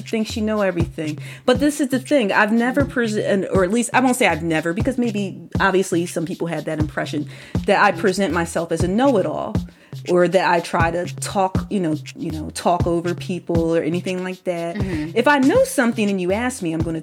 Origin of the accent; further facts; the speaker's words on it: Philadelphia, Pennsylvania, United States; I'm from Philadelphia.